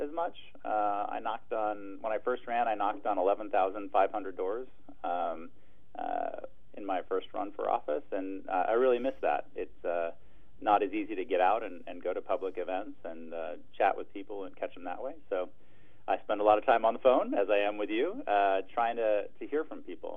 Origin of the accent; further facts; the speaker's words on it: Triangle Lake, Oregon, United States; also born or lived in Eugene, Oregon; I grew up out in Triangle Lake, and now I live in town